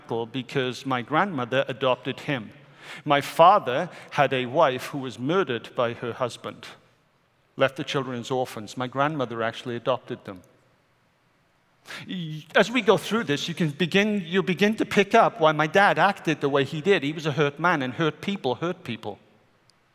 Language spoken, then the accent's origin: English; Wales, United Kingdom; moved away; I am a Welshman.